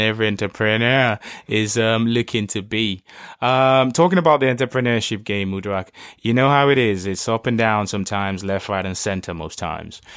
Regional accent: Lagos, Nigeria; growing up in Lagos

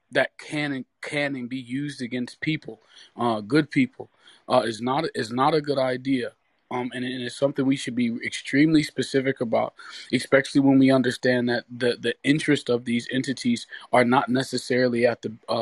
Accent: Detroit, Michigan, United States; I'm from Detroit too. Me and Michael and I grew up not too far from each other

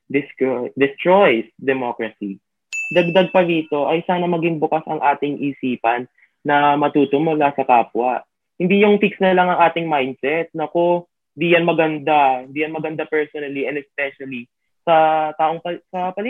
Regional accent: Philippines; before we became students, we are Filipinos.

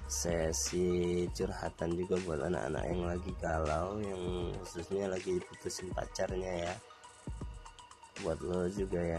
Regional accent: Semarang, Central Java, Indonesia; gue dari Semarang, Jawa Tengah.

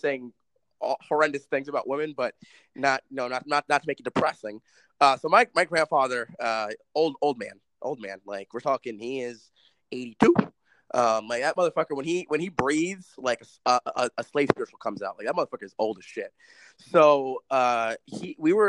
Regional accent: New York City, New York, United States; moved away; This is coming from someone born and raised there

